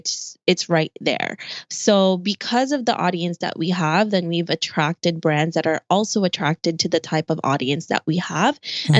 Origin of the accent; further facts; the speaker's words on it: New York City, New York, United States; especially since I'm a New Yorker and it's just city over here.